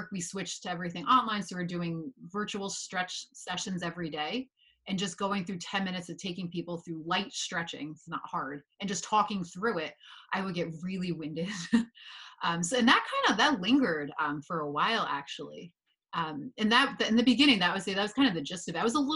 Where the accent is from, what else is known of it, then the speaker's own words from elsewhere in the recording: Northern New Jersey, United States; I grew up in Northern New Jersey. So I feel like very typical Northern New Jersey experience